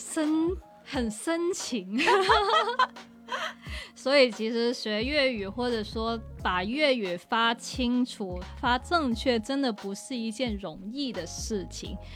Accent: Guangzhou, Guangdong, China; 即使我土生土长在这个地方

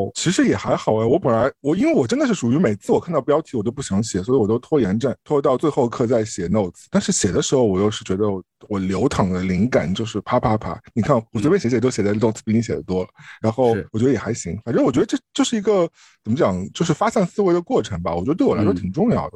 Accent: Shanghai, China; 我们嗯。从老公房搬到新公房的时候，也是大概我小学或者是什么时候，反正就是当时因为我觉得上海高层的公寓楼都不多

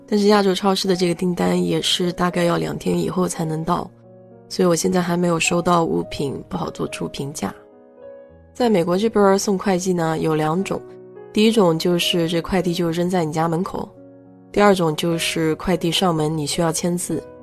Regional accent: China; now in United States; 我们中国人

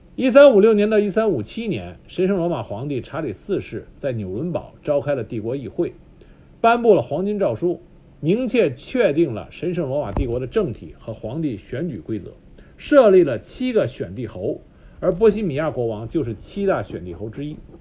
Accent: China; 我们中国人

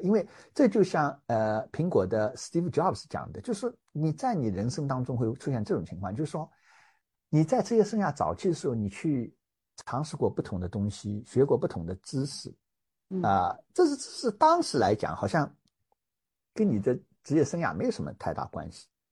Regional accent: China; also born or lived in United States; now in Hong Kong; 我们中国人最重要的长假春节马上就要到啦

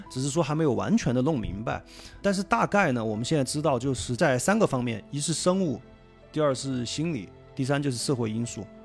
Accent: Sichuan, China; accent: Sichuanese; 用我们四川话说

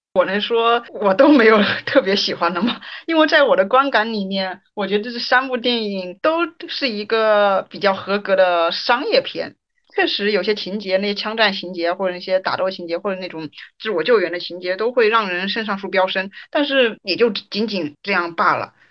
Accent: China; 作为中国人的话，对于这种个人主义和集体主义，其实我觉得我们都还是有一定的服从性的

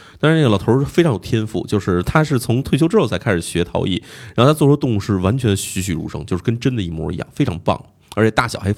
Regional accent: China; 就是我，就我的意思是我只要不跟他们说明白我是中国人的话，他没有人觉得我是外国人的。

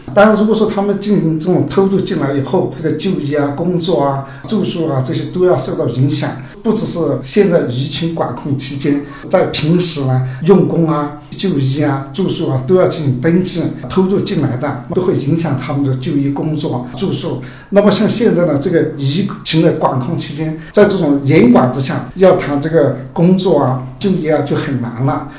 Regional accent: Yunnan, China; 我们云南这边呢

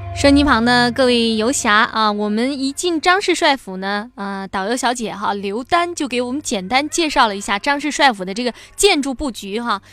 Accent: Liaoning, China; moved away; 我的家乡辽宁

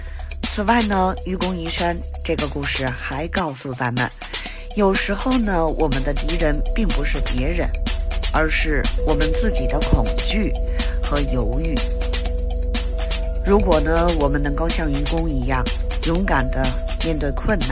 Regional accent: Beijing, China; 我是北京的

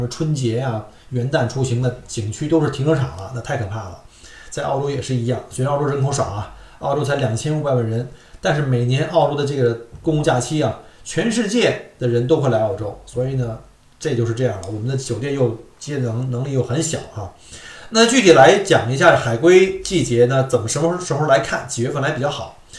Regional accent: Beijing, China; moved away; 我们在小时候在北京的那个天文馆

